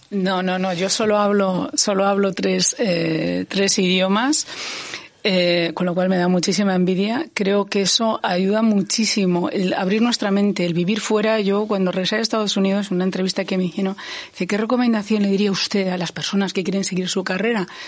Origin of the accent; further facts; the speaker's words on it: Ourense, Galicia, Spain; yo he nacido en Galicia, yo he nacido en Orense